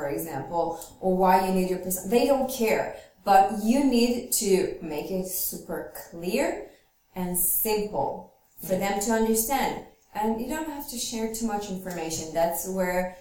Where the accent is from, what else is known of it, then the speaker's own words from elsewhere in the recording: Israel; moved away as an adult; now in France; we come from Israel